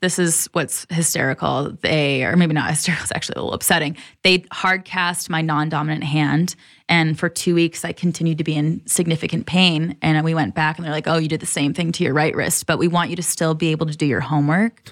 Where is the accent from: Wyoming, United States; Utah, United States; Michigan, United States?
Michigan, United States; Troy; moved away as an adult; also born or lived in San Diego, California / Kailua-Kona, Hawaii; now in Colorado, United States; I grew up in Michigan, about an hour outside of Detroit. and spent probably until I was twenty-one or twenty-two there. So, Midwest, born and raised.